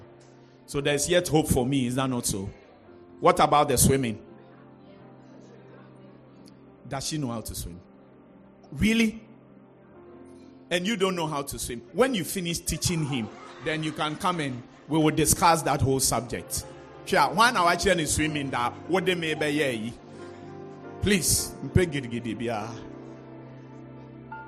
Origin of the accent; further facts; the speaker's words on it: Accra, Greater Accra, Ghana; I was born in La, and that's where I grew up.